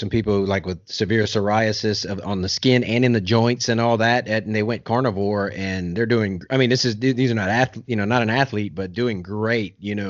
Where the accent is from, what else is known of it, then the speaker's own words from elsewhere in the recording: South Louisiana, United States; I'm from South Louisiana, man.